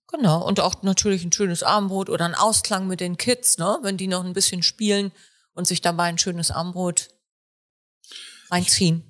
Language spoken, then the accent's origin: German; Warnsdorf, Schleswig-Holstein, Germany; Hier sind Robert und ich auch geboren